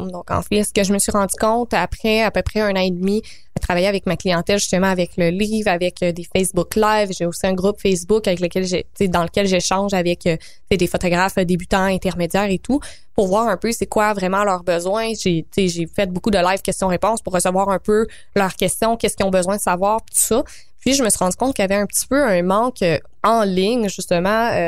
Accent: Quebec, Canada; ma Beauce natale. Je viens de la Beauce, donc salut à tous les bons

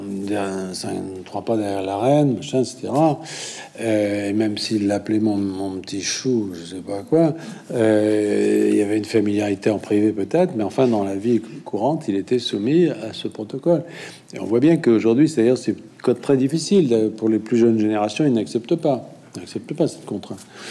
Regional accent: France; quand on est français

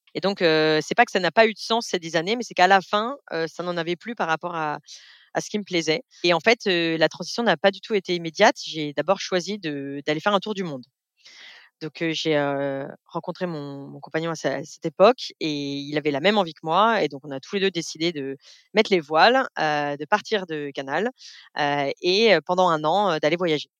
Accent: Beaujolais, Auvergne-Rhône-Alpes, France; j'ai vécu toute mon enfance dans le Beaujolais, donc autant dire loin de la mer, dans la région lyonnaise

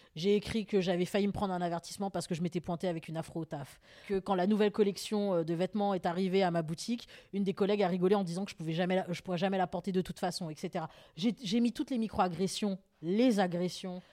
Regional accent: Paris, Île-de-France, France; je suis née à Paris 20e

